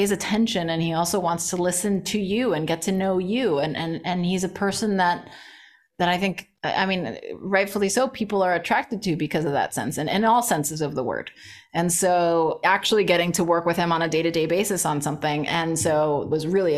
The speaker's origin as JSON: {"language": "English", "town": "Miami", "region": "Florida", "country": "United States", "tie": "born or raised there", "first_language": "Spanish", "second_language": "English", "said": "I was first born in Miami"}